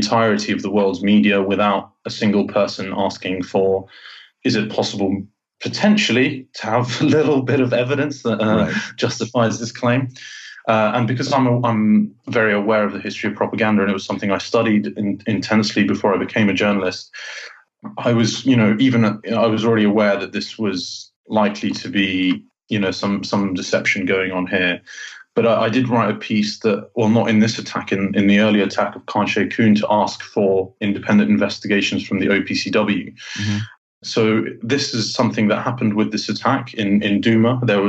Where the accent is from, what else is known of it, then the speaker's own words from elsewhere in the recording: Jordan; because I grew up in Jordan.